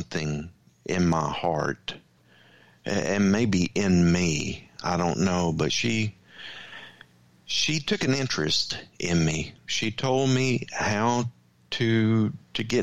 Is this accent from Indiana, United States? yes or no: no; Louisiana, United States; I grew up in the Bible Belt down in Louisiana